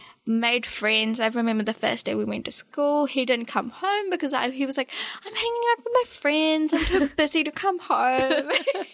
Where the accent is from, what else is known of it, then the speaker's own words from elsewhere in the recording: India; moved away; I'm still Indian. Yeah, 100%. Yeah. It's really weird with my accent, and I don't quite know when and how and why I changed this much. People often don't realize that I'm actually an immigrant.